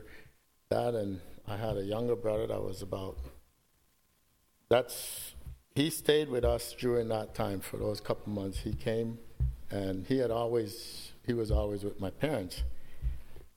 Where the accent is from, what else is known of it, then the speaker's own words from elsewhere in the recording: Belize; moved away; I grew up with my grandmother. I grew up in Belize.